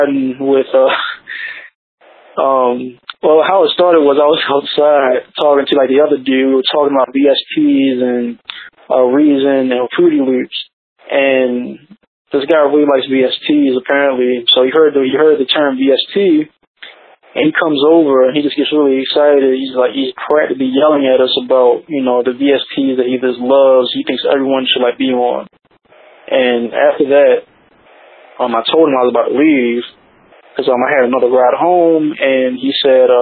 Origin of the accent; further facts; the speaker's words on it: Baltimore, Maryland, United States; I was from Baltimore